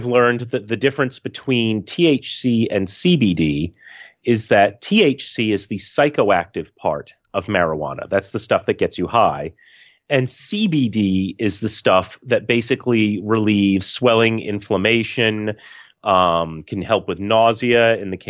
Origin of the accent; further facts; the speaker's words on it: United States; the American in the room